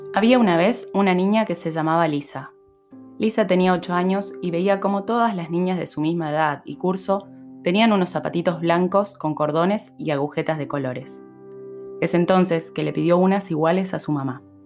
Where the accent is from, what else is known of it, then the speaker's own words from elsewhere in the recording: Misiones, Argentina; moved away; also born or lived in Buenos Aires; yo en Argentina soy de Misiones